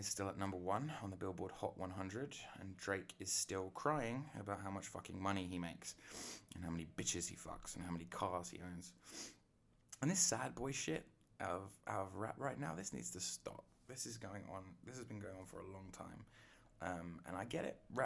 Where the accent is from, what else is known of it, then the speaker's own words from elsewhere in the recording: England, United Kingdom; I'm English